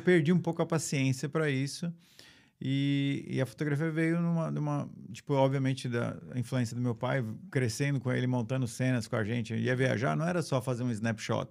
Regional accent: São Paulo, Brazil; moved away as an adult; also born or lived in São Caetano do Sul, Brazil / California, United States; eu nasci em São Caetano do Sul, sou de São Paulo, cresci, cresci em São Paulo

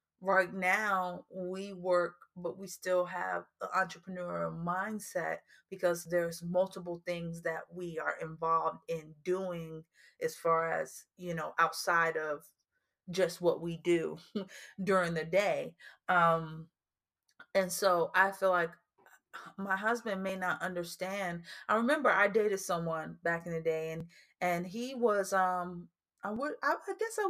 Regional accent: New Jersey, United States; we're originally from New Jersey, so our projects is more high rises.

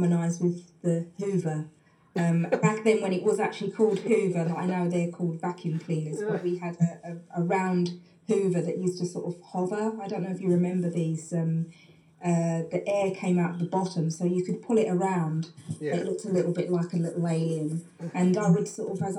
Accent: London, United Kingdom; I grew up in East London, in East Ham.

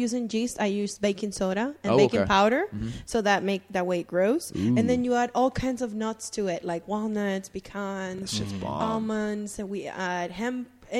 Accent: Cuba; moved away; I was born in Cuba

